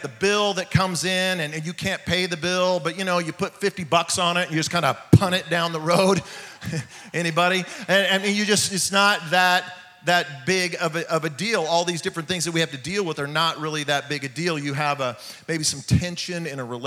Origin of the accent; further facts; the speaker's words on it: California, United States; now in Oklahoma, United States; I'm from California